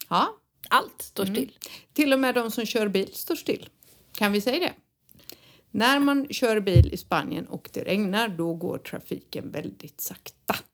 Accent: Sweden; now in Spain; så kommer vi från Sverige

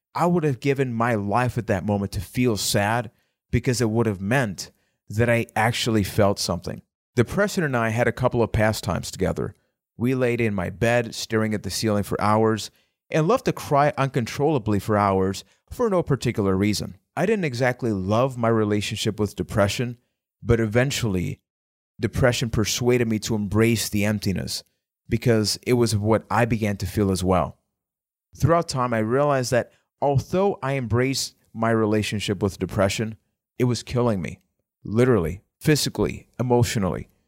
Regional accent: Puerto Rico; I am from Puerto Rico

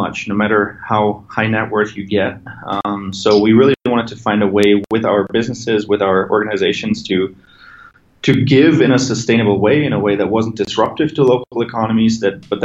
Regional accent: a small village just outside of Munich, Bavaria, Germany; moved away; I'm originally from Germany. I grew up in a small village just outside of Munich

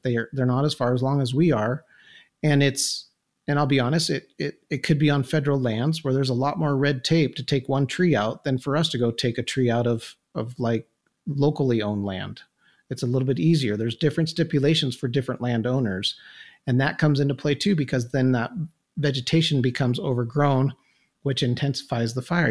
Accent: Incline Village, Nevada, United States; I was born and raised here in Incline

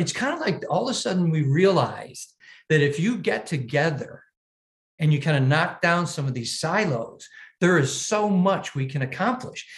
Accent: Buffalo, New York, United States; here in my hometown

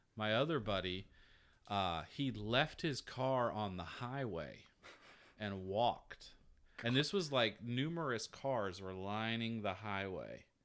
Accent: Georgia, United States; moved away as an adult

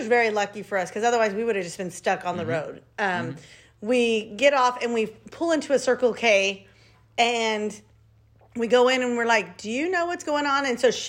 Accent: Fresno, California, United States; we come from Fresno where it does not snow.

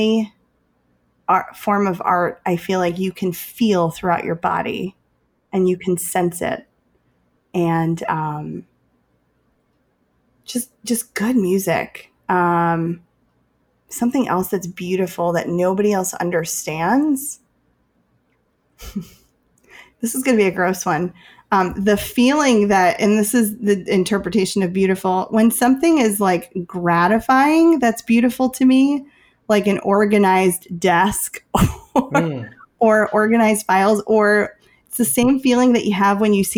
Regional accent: Chicago, Illinois, United States; I'm from Chicago

